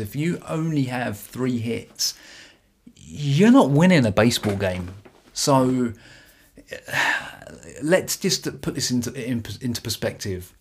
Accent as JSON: {"language": "English", "country": "United Kingdom", "accent": "British", "said": "my beautiful British accent."}